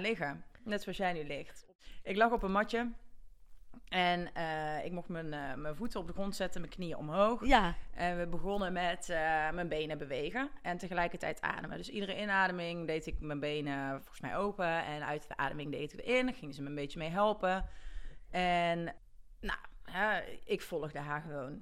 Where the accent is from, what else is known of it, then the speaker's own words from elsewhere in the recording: Gilze, North Brabant, Netherlands; ik kom uit Gilsen